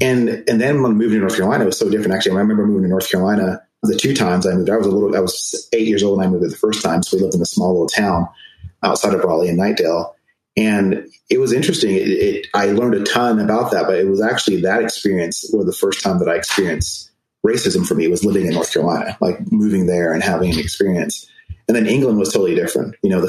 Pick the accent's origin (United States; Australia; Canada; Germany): Germany; So I was born in Germany. My parents met in Germany. My mom is Jamaican and my dad's American.